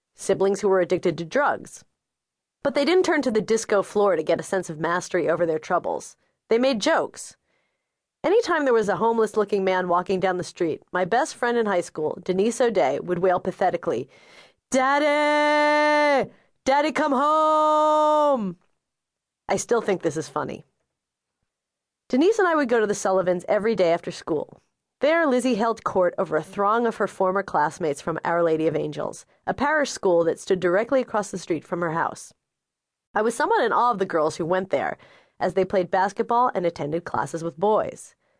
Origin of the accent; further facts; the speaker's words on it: New York City, New York, United States; I grew up in Bay Ridge, a neighborhood that, tragically, is best known for being the setting of Saturday Night Fever